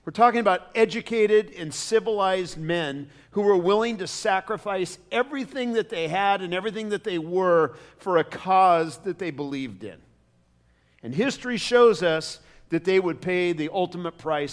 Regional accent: United States; I love being an American

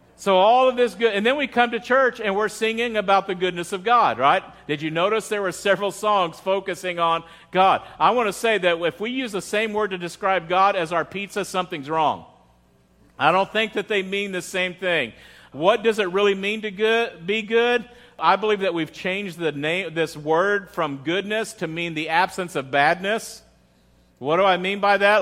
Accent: United States; as an American

